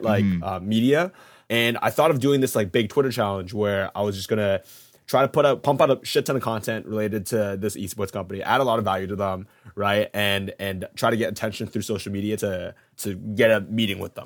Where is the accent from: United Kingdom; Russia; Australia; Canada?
Canada; moved away as an adult; now in New York, United States; I'm Canadian, but I moved to to New York to do this job